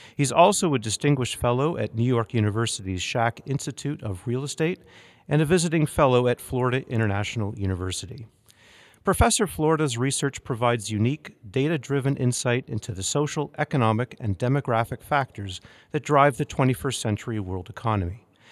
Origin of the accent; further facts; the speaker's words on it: Toronto, Ontario, Canada; Toronto is my hometown